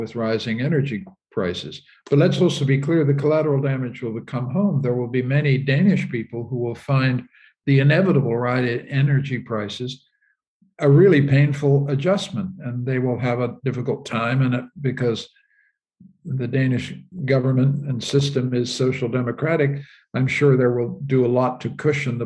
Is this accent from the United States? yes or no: no; Canada; My country, I'm a Canadian, my country, Canada